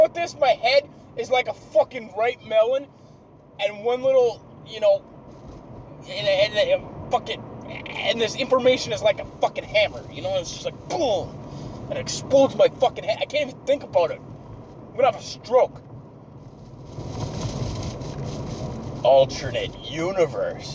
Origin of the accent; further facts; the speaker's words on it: Canada; I'm a Canadian high school student